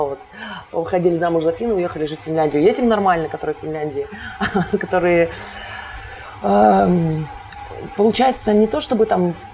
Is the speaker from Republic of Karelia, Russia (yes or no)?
yes; Kostomuksha, Republic of Karelia, Russia; born there; now in Saint Petersburg, Russia; А, я родилась в маленьком городочке под названием Костомукша. Этому городу всего в районе 35 лет.